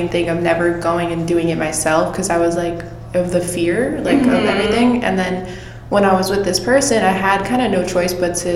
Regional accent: Long Island, New York, United States; now in Florida, United States; I'm from Long Island, New York

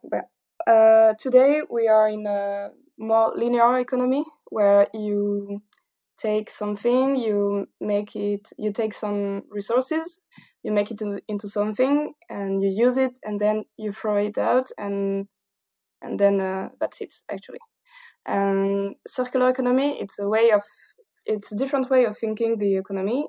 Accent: south of France, France; English is a second language; also born or lived in Paris; I'm not quite from Paris, but from the south of France, so maybe my accent is quite dif-, is a little bit different

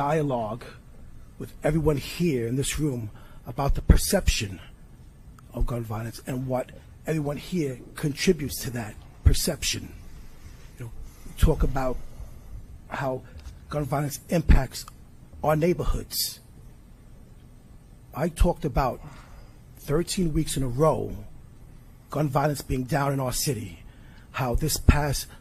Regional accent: New York City, New York, United States; I grew up in the Bronx, in this city

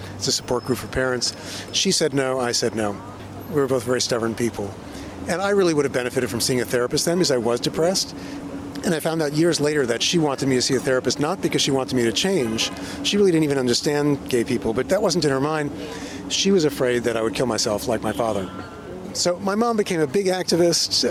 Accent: 16 miles east of Manhattan, New York, United States; I grew up in the Iowa of New York, you know, 16 miles uh, east of Manhattan

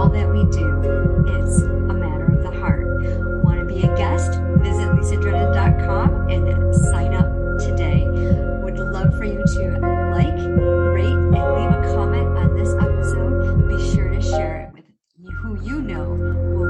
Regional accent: United States; growing up in America

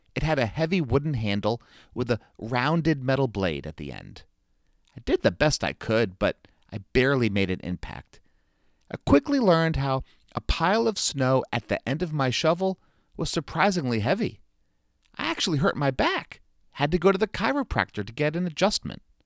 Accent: South Florida, United States; now in North Carolina, United States; growing up in South Florida

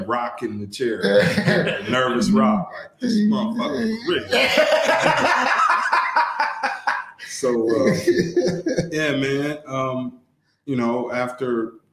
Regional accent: Toledo, Ohio, United States; moved away as an adult; now in Rio Hondo, United States; I'm originally from Toledo, Ohio

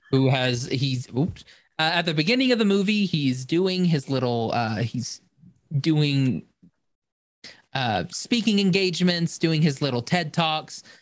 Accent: Muskogee, Oklahoma, United States; I'm from Muskogee, so please don't.

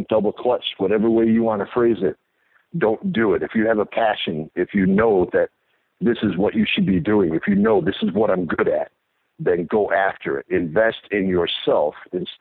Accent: Mesa, Arizona, United States; also born or lived in Chicago; I love my home town there in Arizona and Mesa

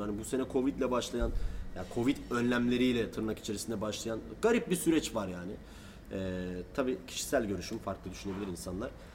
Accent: Turkey

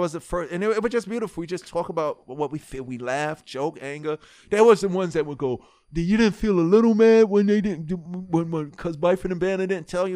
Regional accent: New York City, New York, United States; moved away as an adult; also born or lived in Harlem / New Jersey; I was born in Harlem, but raised in Hollis

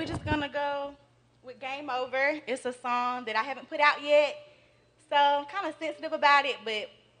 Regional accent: Simpsonville, South Carolina, United States; I'm from Simpsonville.

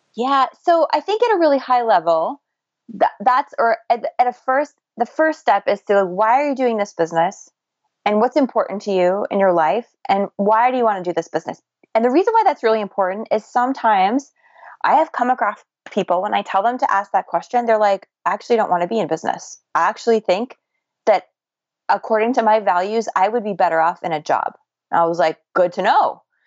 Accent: United States; accent: American; my American accent

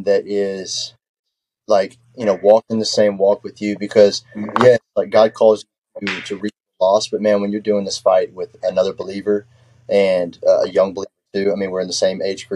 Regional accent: Texarkana, Texas, United States; also born or lived in South Central Arkansas; I am from Texarkana on the Texas side

